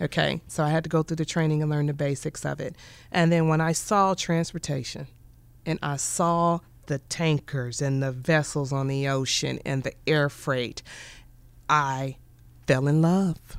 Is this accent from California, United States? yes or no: no; Kansas City, Kansas, United States; my brother and I, we grew up in Wyandotte